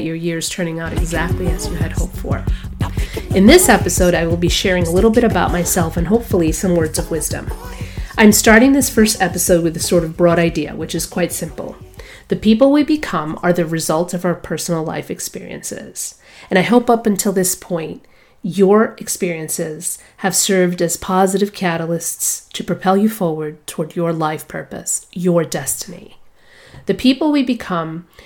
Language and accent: English; New York City, New York, United States; moved away as an adult; also born or lived in Boston; I was born in Brooklyn, New York, so grit, resilience, and perseverance form a natural part of who I am. I grew up in New York City in the 1980s